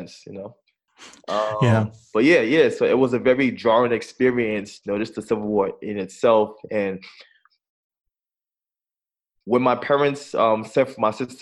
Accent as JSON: {"language": "English", "town": "New York City", "region": "New York", "country": "United States", "tie": "born or raised there", "also_born_or_lived": "Brooklyn", "said": "they decided to move to Staten Island, right? And moving to Staten Island, we were given, I should say, I was given a second chance because I was in a better environment and I was exposed to a better school"}